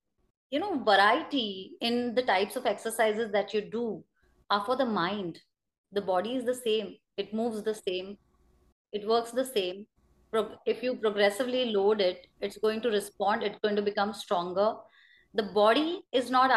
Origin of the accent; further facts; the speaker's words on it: Pune, Maharashtra, India; I come from Pune